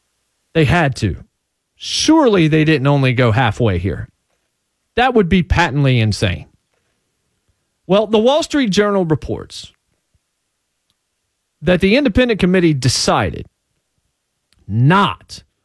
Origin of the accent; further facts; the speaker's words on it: Martinsville, Virginia, United States; born there; now in Nashville, United States; considering I was born in Martinsville, Virginia, you know, that's been some part of my life, to be sure.